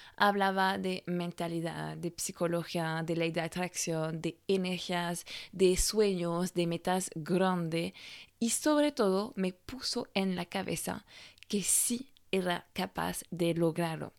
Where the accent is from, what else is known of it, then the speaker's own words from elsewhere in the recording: France; first language French; Spanish is a second language; moved away; francesa y coach de imagen